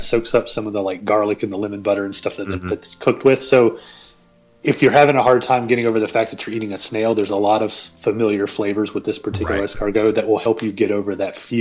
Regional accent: the South, United States; I'm from the South

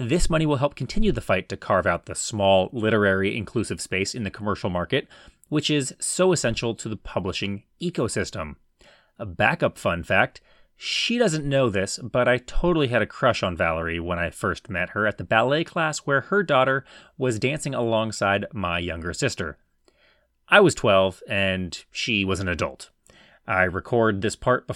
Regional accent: California, United States; my home state of California

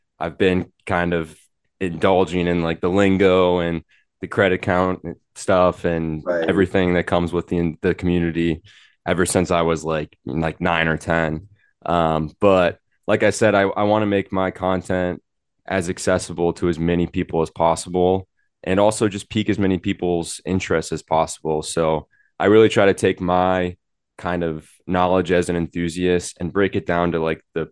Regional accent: Milwaukee, Wisconsin, United States; I grew up in Wisconsin in the kind of Milwaukee area

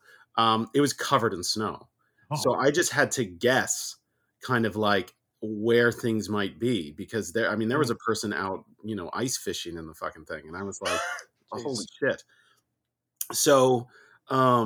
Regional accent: California, United States; I'm from California too

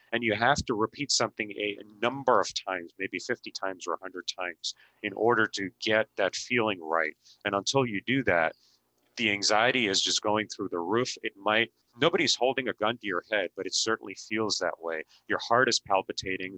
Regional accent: Mumbai, Maharashtra, India; moved away; I was born and raised in India, and I grew up in the city of busy city of Mumbai

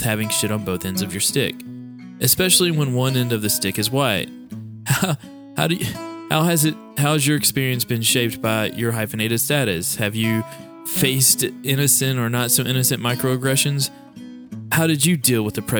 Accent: the Bluegrass State, Kentucky, United States; an Iranian-American born and raised in the Bluegrass State

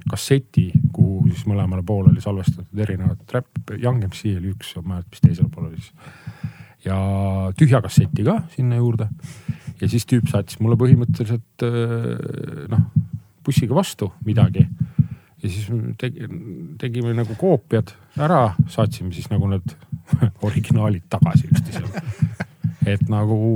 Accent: Paikuse, Pärnu County, Estonia; minu kodukohta Paikusele

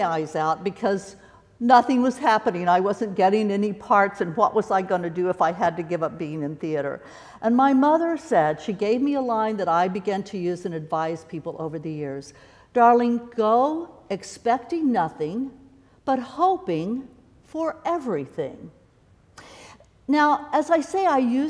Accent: Kansas City, United States; I grew up in the Kansas City area

